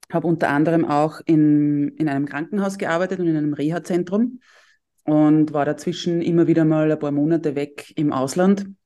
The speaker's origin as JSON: {"language": "German", "area": "Tullnerfeld", "region": "Lower Austria", "country": "Austria", "said": "ich bin aus Niederösterreich, aus dem schönen Dulnerfeld"}